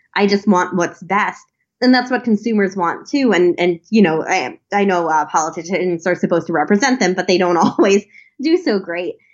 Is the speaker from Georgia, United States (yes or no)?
no; Long Island, New York, United States; I grew up on Long Island